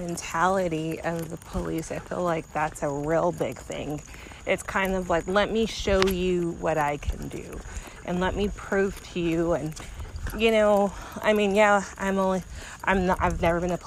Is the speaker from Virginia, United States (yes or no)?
no; Austin, Texas, United States; I grew up in Austin